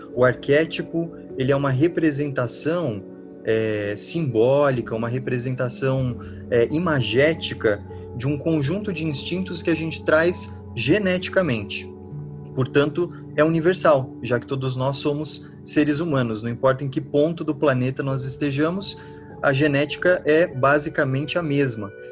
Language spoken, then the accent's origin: Portuguese; São Paulo, Brazil; eu sou de São Paulo